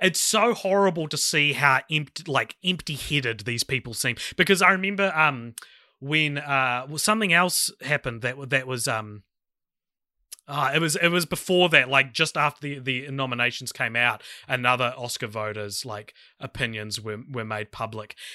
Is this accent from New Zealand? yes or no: yes; New Zealand